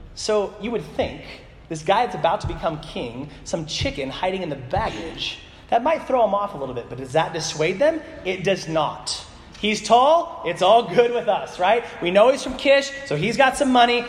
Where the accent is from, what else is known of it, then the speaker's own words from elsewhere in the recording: Soldotna, Alaska, United States; I'm from Soldotna.